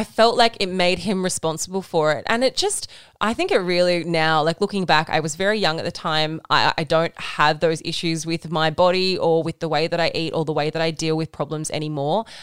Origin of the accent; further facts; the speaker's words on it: Wollongong, New South Wales, Australia; now in Sydney, Australia; we are from Wollongong.